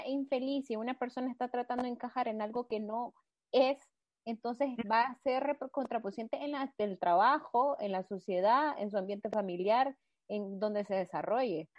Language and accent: Spanish; Nicaragua; somos tres chavalas nicas, venimos de un país en vías de desarrollo